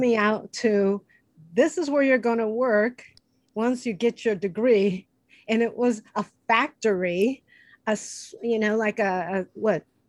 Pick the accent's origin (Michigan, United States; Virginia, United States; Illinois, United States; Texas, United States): Illinois, United States; Chicago; now in Los Angeles, United States; I'm from Chicago, where humidity is like a hundred percent